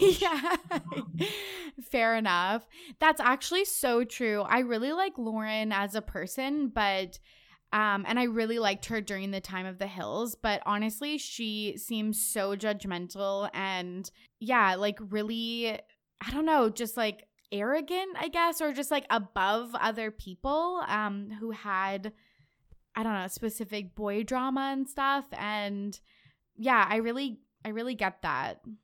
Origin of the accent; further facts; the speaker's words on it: Canada; I'm Canadian.